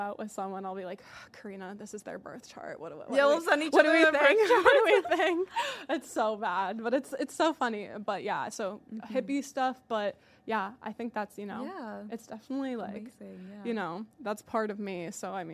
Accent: Rhode Island, United States; moved away as an adult; also born or lived in Connecticut; now in Boston, United States; I was born in Rhode Island and raised there for a couple years. We moved to Connecticut, and then I don't like to say I'm from Connecticut because I'm not

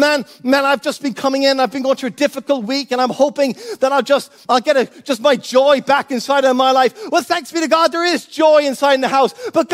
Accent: Cork, Munster, Ireland; also born or lived in United States; now in Florida, United States; when we moved from Cork here to Florida, I was born in the States, so I had an automatic citizenship in the United States. I had a dual citizenship.

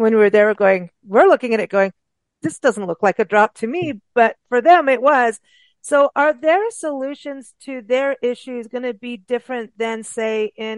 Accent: Kenya; also born or lived in South Africa; And I grew up in Africa, in Kenya and South Africa, and have been through real droughts.

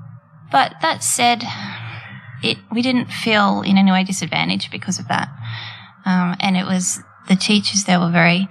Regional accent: Daleys Point, New South Wales, Australia; I started out growing up with my parents at Daly's Point, which is a little coastal area of the Central Coast

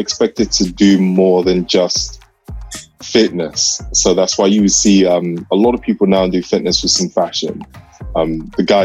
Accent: Nigeria; I'm Nigerian.

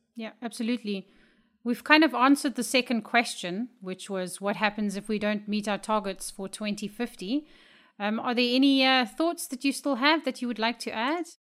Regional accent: Namibia; I am from Namibia

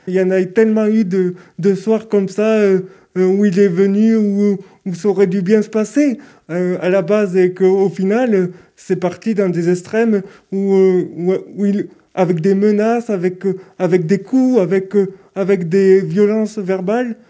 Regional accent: Toulouse, Occitania, France; je suis de Toulouse, je suis né à Toulouse

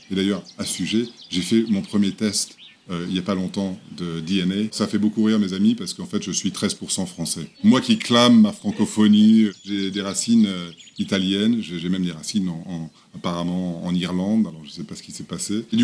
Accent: Lagos, Nigeria; Non, mais j'étais dans, une, l'école française de Lagos

